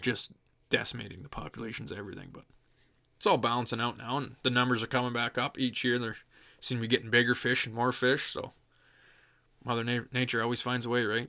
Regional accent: Dorchester, Ontario, Canada; I'm born and raised in Dorchester, Ontario.

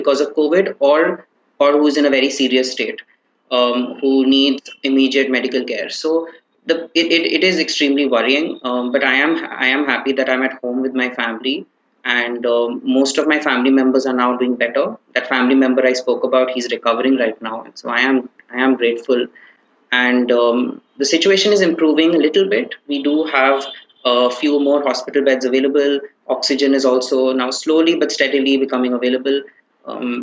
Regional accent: Kolkata, West Bengal, India; also born or lived in Bangalore, India; I'm from Kolkata

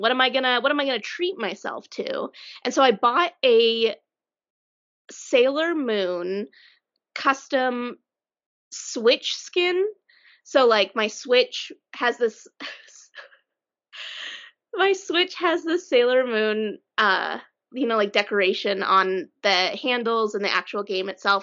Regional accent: Colorado Springs, Colorado, United States; moved away; Emily and I grew up in Colorado Springs, and although we both don't live there now

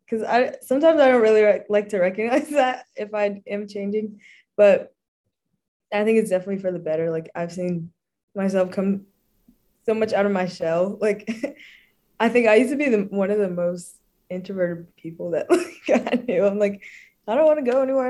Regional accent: Dallas, Texas, United States; moved away as an adult; now in Pine Mountain, United States; I'm from Dallas, Texas, the town

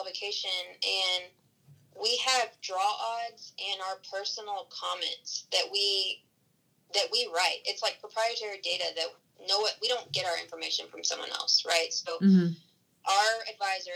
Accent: Texas, United States; Growing up in Texas

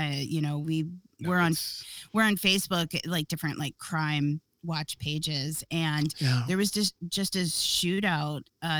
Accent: Akron, Ohio, United States; born or raised there

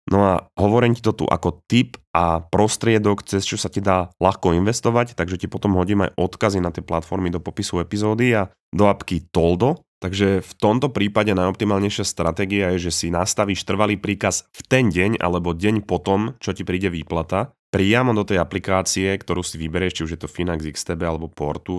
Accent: Slovakia; moved away as an adult; also born or lived in Canada; vítaj späť doma

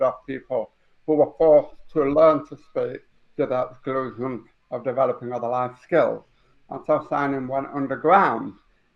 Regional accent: Huddersfield, Yorkshire and the Humber, United Kingdom; I was born in Huddersfield in 1964

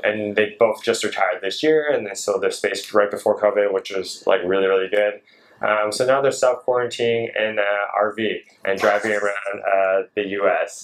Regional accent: Seattle, Washington, United States; moved away as an adult; also born or lived in San Francisco, California; now in Malaysia; I was born in San Francisco. Grew up in Seattle

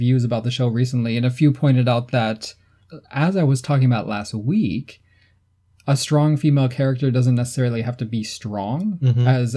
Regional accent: United States; being American

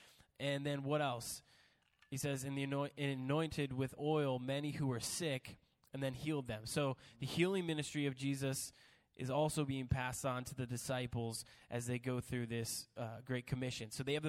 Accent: the South, United States; I can say that because I'm from the South.

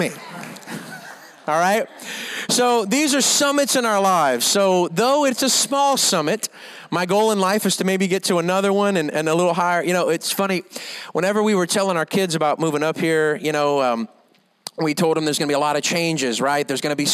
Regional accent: Louisiana, United States; now in Rockport, United States; I'm from Louisiana

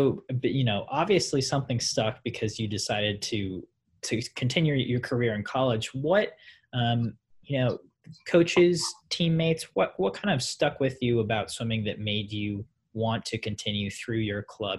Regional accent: Columbia, Missouri, United States; We are both Missouri natives, which I think is awesome. You're from St. Louis, Missouri. I'm from Columbia.

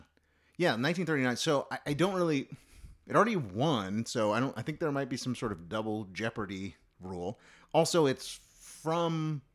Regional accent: Hawaii, United States; I'm a dude from Hawaii who had a cup of coffee in the Senate and became president.

